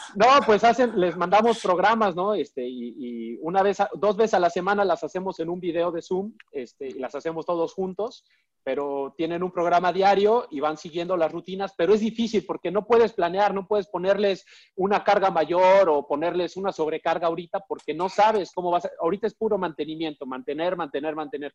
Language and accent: Spanish; Mexico; como soy mexicano